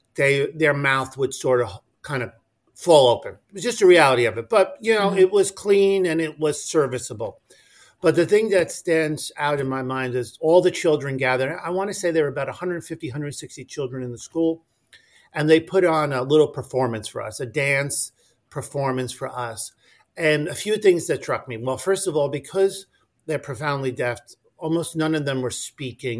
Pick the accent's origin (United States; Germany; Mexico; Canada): United States; slightly north of New York City; also born or lived in Washington D.C.; So I'm originally from New York, not New York City. My, my parents were from the Bronx, um, but I grew up slightly north of New York City